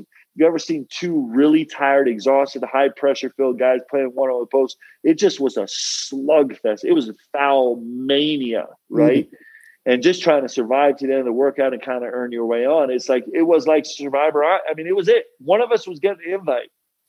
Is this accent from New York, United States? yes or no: yes; New York, United States; I grew up in New York, okay? Like, I would take the train to the city with my dad to spend the day with him at work.